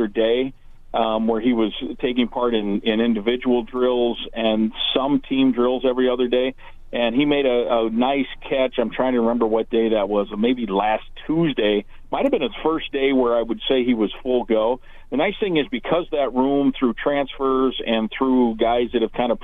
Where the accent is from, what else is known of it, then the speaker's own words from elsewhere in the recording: Iowa, United States; when I was growing up in Iowa